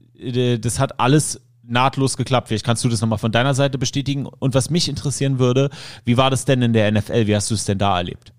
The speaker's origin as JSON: {"language": "German", "country": "Germany", "tie": "born or raised there", "also_born_or_lived": "Syria", "said": "ich bin aus dem Kinderheim aus Syrien ähm, adoptiert worden hier und bin dann nach Deutschland gekommen"}